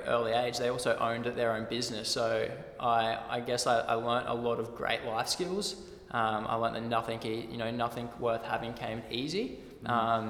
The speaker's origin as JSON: {"language": "English", "town": "Redland City", "region": "Queensland", "country": "Australia", "tie": "born or raised there", "said": "I'm from the Redlands, out in the Bayside, and grew up on the water."}